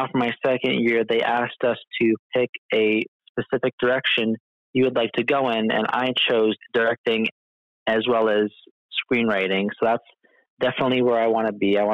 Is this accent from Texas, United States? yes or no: no; Pittston, Pennsylvania, United States; moved away as an adult; also born or lived in Plains Township, Pennsylvania; now in New York City, United States; Then we moved to Pittston. I live by Pittston area.